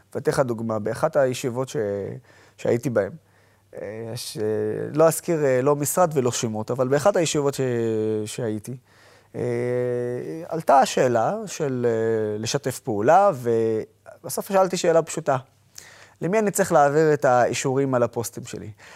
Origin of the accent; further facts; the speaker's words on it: Israel; אני ערבי שבא מישראל